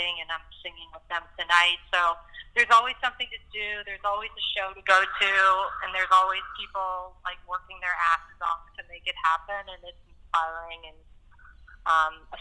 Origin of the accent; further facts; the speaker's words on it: Arkansas, United States; moved away as an adult; now in Los Angeles, United States; growing up in Arkansas